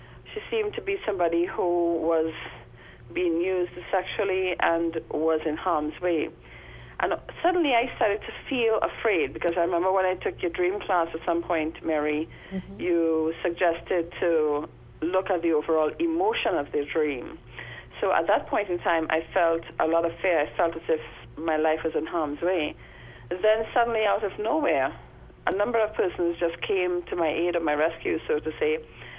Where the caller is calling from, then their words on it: Trinidad & Tobago; I'm calling from Trinidad.